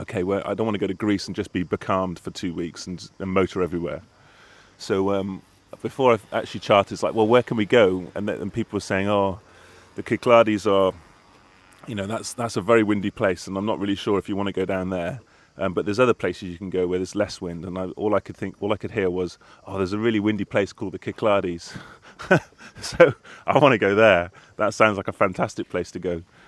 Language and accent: English; Cardiff, Wales, United Kingdom; I grew up in Cardiff in Wales